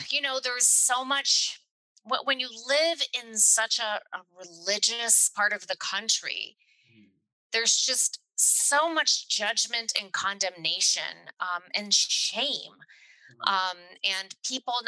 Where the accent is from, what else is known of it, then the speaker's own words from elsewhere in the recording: Chattanooga, Tennessee, United States; then we moved down to Chattanooga